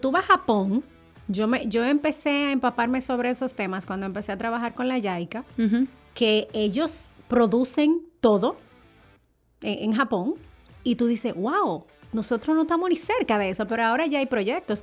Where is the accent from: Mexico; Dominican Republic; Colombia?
Dominican Republic; como dominicanos al fin